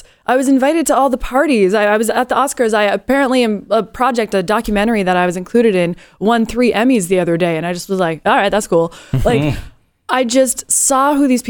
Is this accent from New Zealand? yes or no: no; Canada; now in United States; And I am a Canadian that has taken on this country as my own.